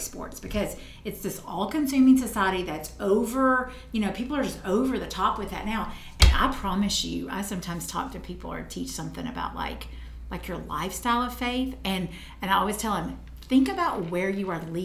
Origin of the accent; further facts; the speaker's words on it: Tennessee, United States; I'm from Tennessee